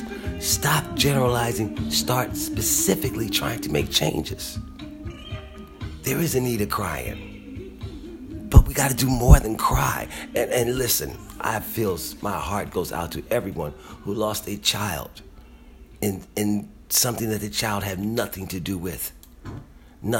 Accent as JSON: {"language": "English", "town": "Philadelphia", "region": "Pennsylvania", "country": "United States", "tie": "born or raised there", "said": "I am a black man born and raised in Philadelphia, Pennsylvania"}